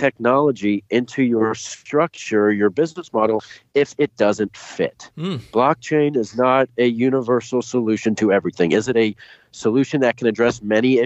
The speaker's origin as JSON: {"language": "English", "town": "Dallas", "region": "Texas", "country": "United States", "tie": "born or raised there", "also_born_or_lived": "New York", "moved": "as an adult", "lives_now": "Ohio, United States", "said": "I grew up in Dallas, Texas"}